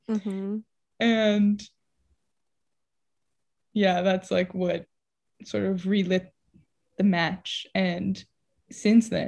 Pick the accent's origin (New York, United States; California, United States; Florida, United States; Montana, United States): California, United States; San Diego; Uh, I'm from San Diego, and that's it.